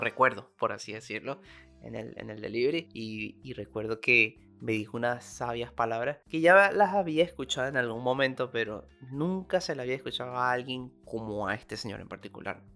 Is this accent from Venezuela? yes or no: yes; Venezuela; now in Argentina; cada uno de nosotros como venezolanos